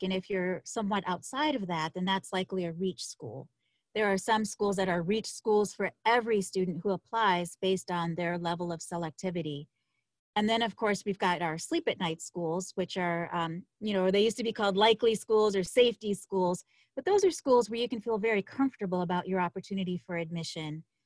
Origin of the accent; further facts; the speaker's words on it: Buffalo, New York, United States; moved away as an adult; I'm from Buffalo, New York